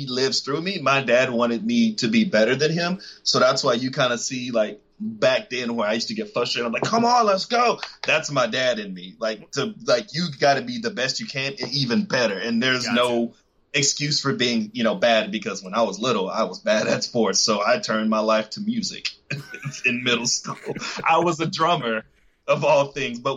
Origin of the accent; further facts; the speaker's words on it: Texas, United States; also born or lived in Vista, California / Houston, Texas; I was born in Houston. Shortly after I was born, a couple of months, I actually moved to Vista, California for 7 years where I grew up. And then I came back to Texas where I spent the rest of my life so far